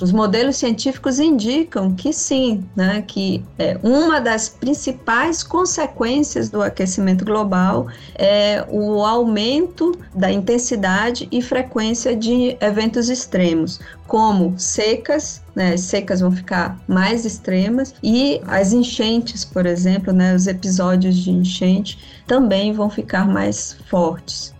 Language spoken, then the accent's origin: Portuguese; Belém, Pará, Brazil; eu sou amazônida, né, nasci em Belém.